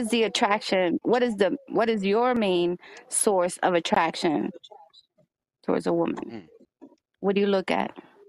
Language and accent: English; New York, United States; as a New Yorker